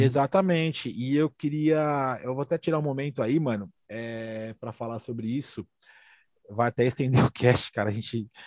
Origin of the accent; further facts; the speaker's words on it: São Paulo, Brazil; sou daqui da, da, da, da, Vila Carrão